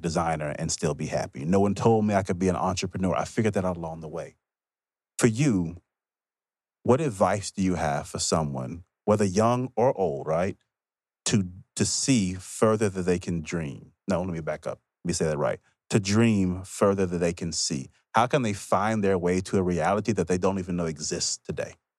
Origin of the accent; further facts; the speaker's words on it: Mississippi, United States; I'm also from Mississippi